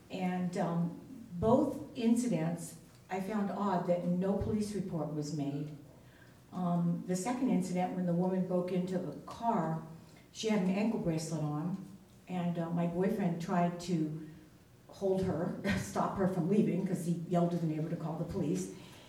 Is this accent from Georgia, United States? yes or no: no; New York, United States; also born or lived in California; now in Astoria, United States; I moved here 6 years ago. I'm originally from New York, and I lived in California.